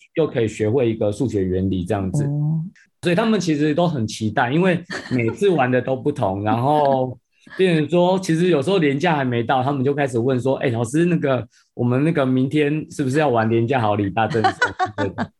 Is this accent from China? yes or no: no; Penghu County, Taiwan; 我自己从，本身其实就是澎湖人啊，那我嗯。从小就在澎湖长大，生长这样子